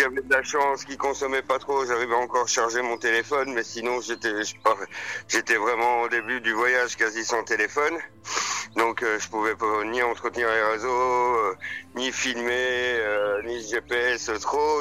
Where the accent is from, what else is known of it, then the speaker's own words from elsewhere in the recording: Maisons-Laffitte, Île-de-France, France; moved away; also born or lived in Belgium; ma mère est belge, euh, mon père est français et je suis né à Maison-Lafitte